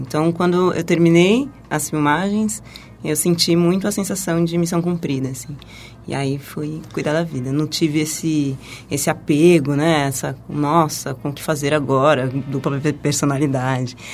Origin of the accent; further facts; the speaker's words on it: Taboão da Serra, São Paulo, Brazil; sou da periferia de Taboão da Serra. E ah, eu cresci de forma bastante humilde